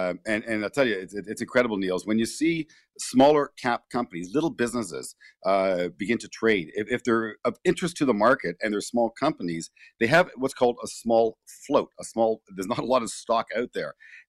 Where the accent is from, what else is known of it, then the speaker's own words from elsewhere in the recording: Toronto, Ontario, Canada; I grew up in Downsview